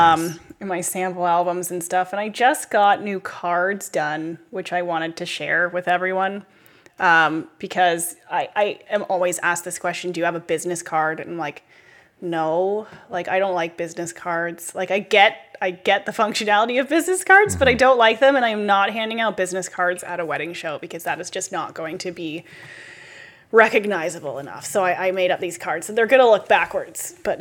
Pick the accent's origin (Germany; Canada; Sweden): Canada; it's hilarious to listen to as a Canadian.